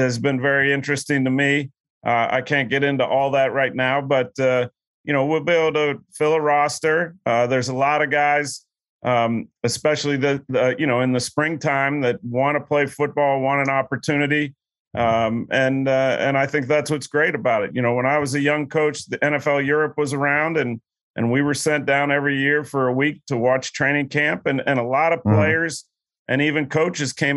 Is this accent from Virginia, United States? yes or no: no; Pittsburgh, Pennsylvania, United States; as I was a younger guy growing up in Pittsburgh